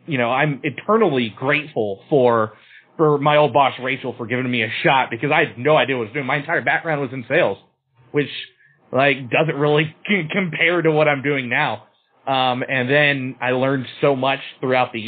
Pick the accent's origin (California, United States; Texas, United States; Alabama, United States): Texas, United States; Austin; also born or lived in Los Angeles; I left my hometown of Austin and I moved to Los Angeles